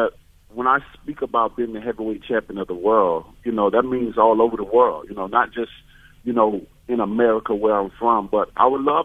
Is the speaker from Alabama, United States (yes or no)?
yes; Alabama, United States; I'm from Alabama